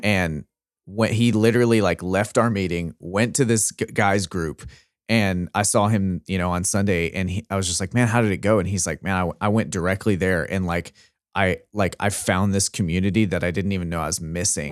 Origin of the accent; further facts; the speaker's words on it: Arkansas, United States; we're both from Arkansas